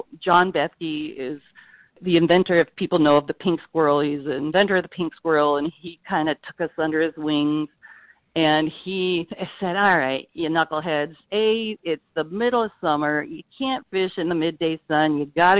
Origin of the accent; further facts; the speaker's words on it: Eastern Washington, United States; moved away; I grew up in Eastern Washington